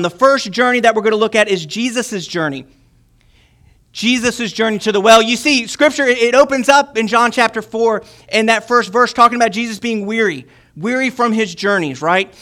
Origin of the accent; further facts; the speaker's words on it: Chesterfield, Virginia, United States; I'm from Virginia, so greetings in Christ from Chesterfield, Virginia